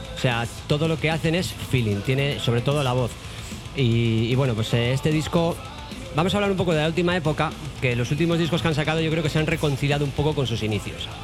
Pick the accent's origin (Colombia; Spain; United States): Spain; northern Spain; somos, o sea, somos de allí